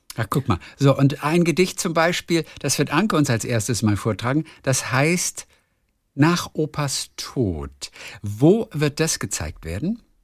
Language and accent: German; Lübeck, Schleswig-Holstein, Germany; Ist ja auch meine Heimatstadt